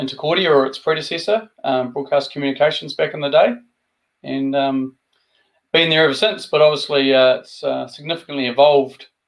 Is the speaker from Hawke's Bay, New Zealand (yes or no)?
no; Invercargill, Southland, New Zealand; also born or lived in West Auckland, New Zealand; I was brought up in West Auckland and then migrated down to the deep south of Invercargill. So that's where I spent my schooling years